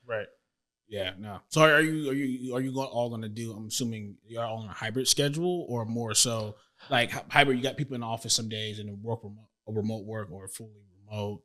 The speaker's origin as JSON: {"language": "English", "town": "Tampa", "region": "Florida", "country": "United States", "tie": "born or raised there", "moved": "as an adult", "lives_now": "Houston, United States", "said": "I grew up in Florida"}